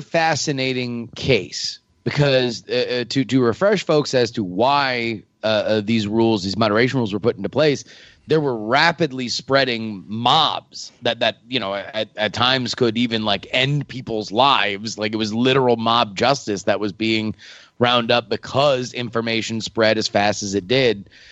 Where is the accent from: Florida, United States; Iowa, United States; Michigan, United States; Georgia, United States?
Florida, United States; I'm from Florida.